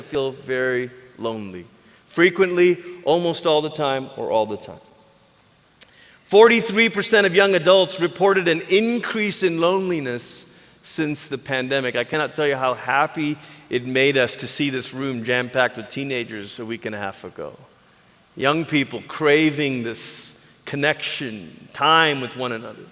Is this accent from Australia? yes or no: no; Malaysia; now in United States; I grew up in Malaysia